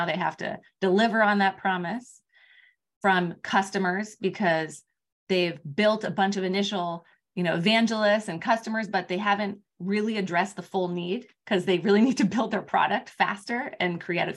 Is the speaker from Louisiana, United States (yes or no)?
no; Palo Alto, California, United States; I grew up in Palo Alto. I was across the street from Stanford